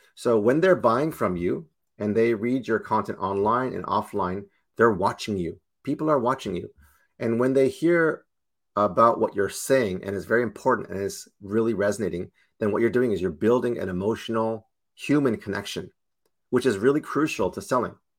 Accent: Toronto, Ontario, Canada; I'm born and raised in Toronto

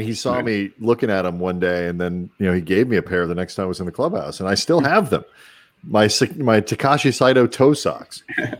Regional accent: St. Louis, Missouri, United States; Andy and I grew up in St. Louis.

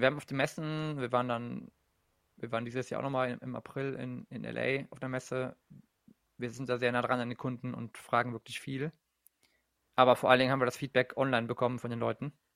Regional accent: Germany; nicht nur als Deutscher

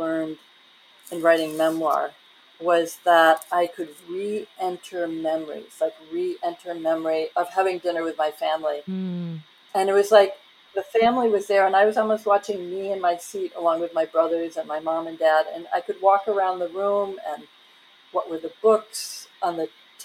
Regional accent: a village outside of Cincinnati, Ohio, United States; I grew up in a village of about 3,000 people outside of Cincinnati

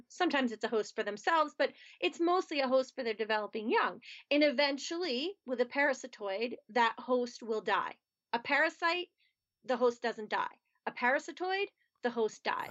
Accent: outside of Philadelphia, Pennsylvania, United States; moved away as an adult; now in Pittsburgh, United States; I grew up outside of Philadelphia, Pennsylvania

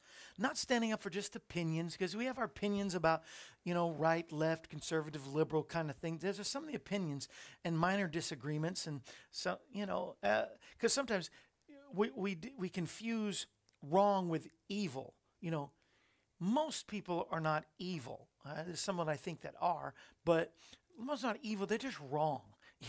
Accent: Tennessee, United States; We're Tennesseans.

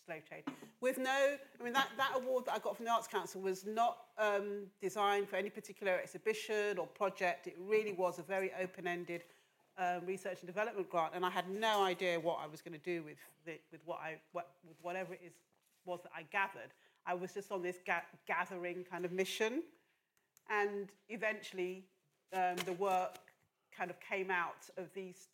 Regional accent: London, United Kingdom; also born or lived in Lagos, Nigeria; I grew up in Northwest London, having been born in Lagos in Nigeria. I grew up in Northwest London from the age of six

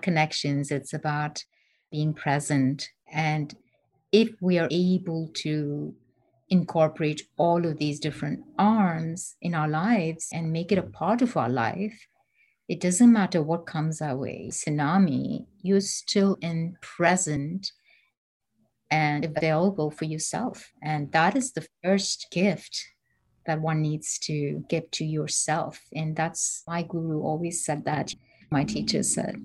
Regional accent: Bangalore, Karnataka, India; moved away as an adult; now in United States; I'm from India.

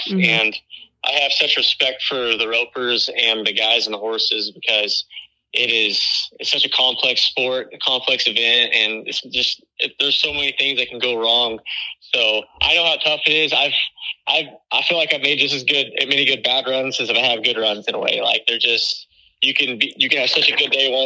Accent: Stephenville, Texas, United States; I'm from Steamville, Texas.

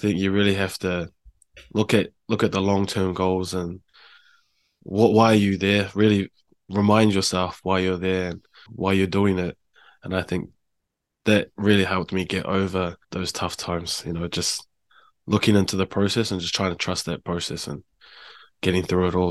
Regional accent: Hamilton, Waikato, New Zealand; moved away as an adult; also born or lived in Palmerston North / Auckland; now in Japan; I grew up in, uh, Hamilton, H Town. I was born in Palmerston North, though

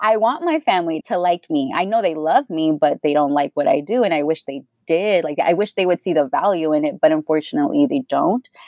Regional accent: Houston, Texas, United States; also born or lived in Austin, Texas; I am from Houston, born and raised, and I went to UT Austin

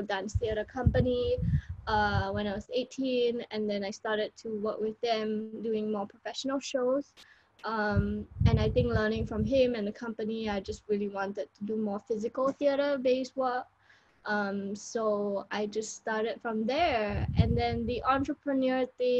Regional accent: Singapore; first language English; moved away as an adult; also born or lived in Spain; I am from Singapore

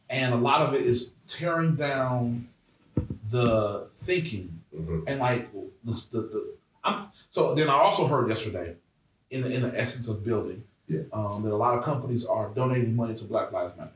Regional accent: Brown Deer, Wisconsin, United States; growing up in Brown Deer, which is a primarily suburban neighborhood

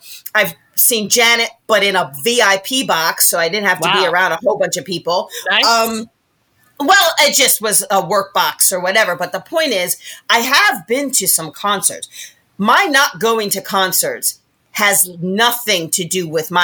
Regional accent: Rochester, New York, United States; moved away; I grew up in Rochester, New York, right? So upstate New York

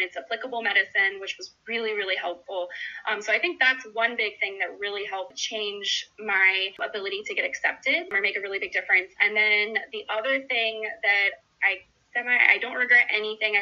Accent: Orlando, Florida, United States; I am born and raised in Orlando, Florida, so I've lived here my entire life

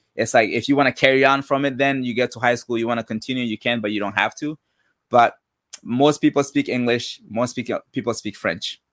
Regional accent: Mali; now in United States; Born and raised in West Africa, Mali

